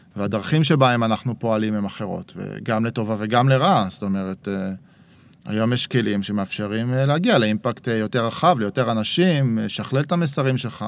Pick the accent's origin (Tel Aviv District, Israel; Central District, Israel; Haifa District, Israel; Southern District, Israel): Tel Aviv District, Israel; Herzliya; moved away as an adult; also born or lived in Jerusalem; אבא שלי במקור היה ירושלמי, אחר כך גדלתי בהרצליה